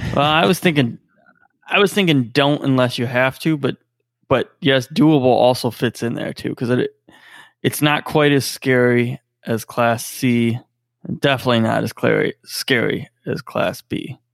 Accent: Ohio, United States; we're from Ohio

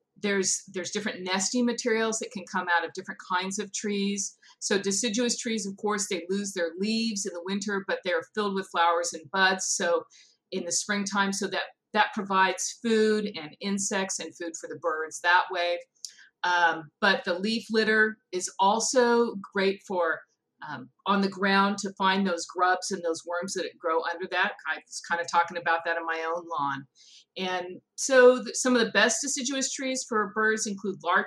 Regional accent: California, United States; I grew up in California, and we had walnut trees on our property

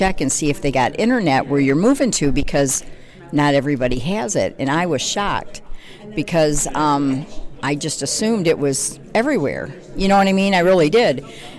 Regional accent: Detroit, Michigan, United States; moved away as an adult; Actually, I came from the Detroit area. We've been out here for 5 years.

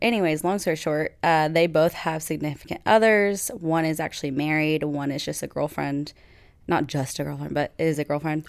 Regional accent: United States; I'm American

